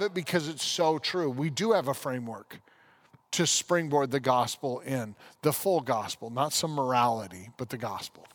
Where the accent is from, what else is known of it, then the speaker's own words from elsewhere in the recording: United States; As an American